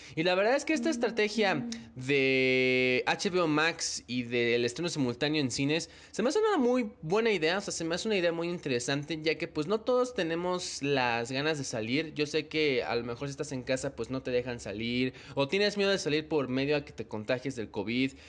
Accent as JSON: {"language": "Spanish", "country": "Mexico", "said": "en mi país, en México"}